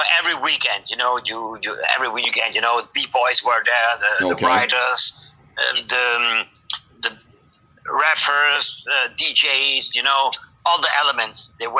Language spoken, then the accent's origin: English; Germany; And they came to Germany, and and I was born here in Germany. I have Spanish blood, but I live in Germany, you know.